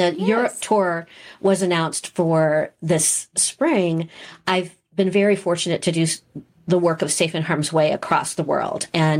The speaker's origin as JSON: {"language": "English", "town": "St. Louis", "region": "Missouri", "country": "United States", "tie": "born or raised there", "lives_now": "Kansas City, United States", "said": "I grew up in St. Louis."}